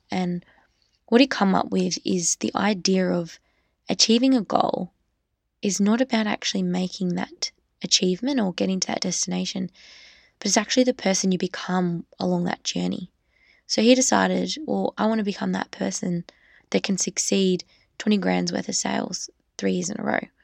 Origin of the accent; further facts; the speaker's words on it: Australia; I'm just an Australian girl